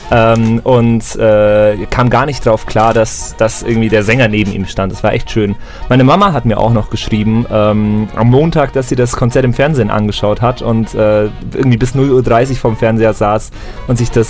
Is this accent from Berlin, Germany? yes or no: no; Ravensburg, Baden-Württemberg, Germany; Nein, ich bin ursprünglich aus Ravensburg, unten am Bodensee.